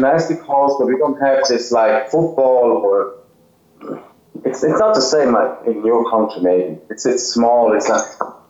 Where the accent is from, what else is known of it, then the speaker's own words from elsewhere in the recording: Zurich, Switzerland; English is a second language; Yes, Zurich, Switzerland. It's not the capital, but Zurich is the biggest city in Switzerland.